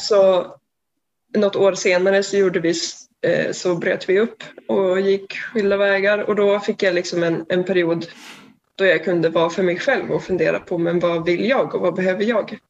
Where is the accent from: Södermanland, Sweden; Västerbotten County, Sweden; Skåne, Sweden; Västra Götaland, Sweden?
Västerbotten County, Sweden; Umeå; now in Gothenburg, Sweden; jag bor i Göteborg just nu, men jag kommer från Umeå